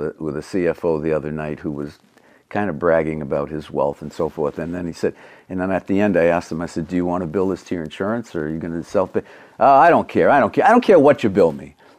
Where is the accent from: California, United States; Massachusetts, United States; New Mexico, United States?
Massachusetts, United States; accent: Massachusetts; we would kid about her accent, my accent, Massachusetts accent